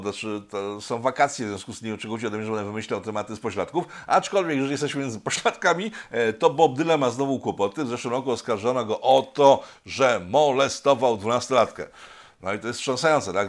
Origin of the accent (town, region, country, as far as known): Poland